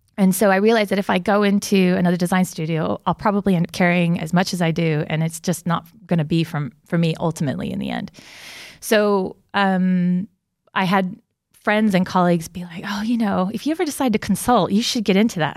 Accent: United States; moved away; I'm originally from America

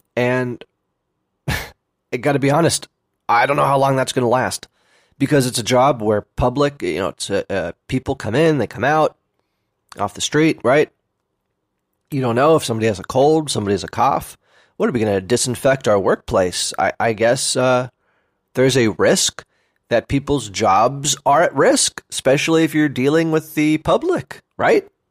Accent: Oakland, California, United States; also born or lived in Berkeley / San Francisco; I grew up in Oakland, by the way, you know, um, Oakland and Berkeley

